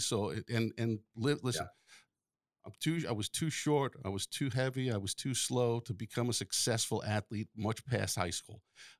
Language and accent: English; Long Island, New York, United States; I grew up on Long Island